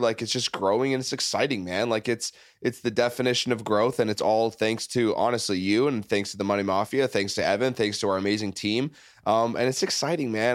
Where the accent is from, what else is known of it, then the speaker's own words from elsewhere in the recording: Canada; now in United States; I've been here for fifteen years. I'm from Canada, neighboring country